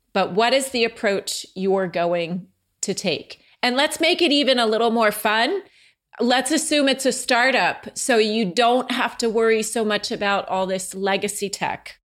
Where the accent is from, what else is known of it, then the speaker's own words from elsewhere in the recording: Franklin Lakes, New Jersey, United States; also born or lived in Oakland, New Jersey; where I grew up, um, in Oakland and Franklin Lakes